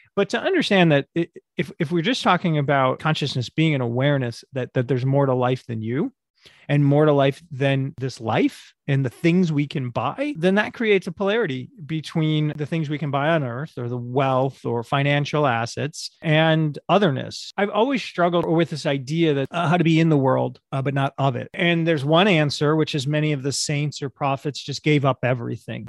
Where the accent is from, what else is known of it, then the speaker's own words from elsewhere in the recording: United States; moved away; also born or lived in Sao Paulo; I'm an American in a foreign country